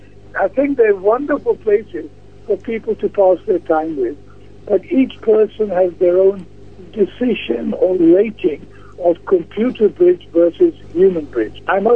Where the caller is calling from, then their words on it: London, United Kingdom; Actually, I'm calling from a long way away. I'm calling from London.